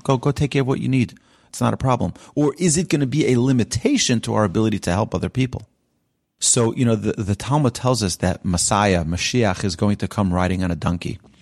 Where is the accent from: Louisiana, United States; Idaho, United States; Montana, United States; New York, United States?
New York, United States; also born or lived in Israel; now in Houston, United States; I was raised in New York